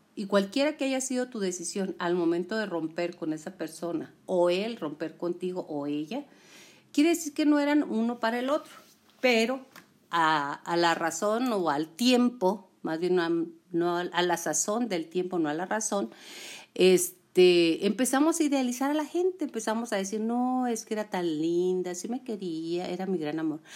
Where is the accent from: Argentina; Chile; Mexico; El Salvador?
Mexico; Chihuahua; soy de Chihuahua, ¿eh? Por eso hablo con la Che.